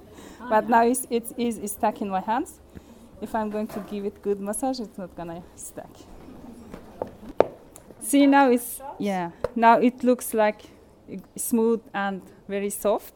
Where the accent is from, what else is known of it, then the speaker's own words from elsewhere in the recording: Iran; also born or lived in Afghanistan; now in New Zealand; When I was a child, I grew up in Iran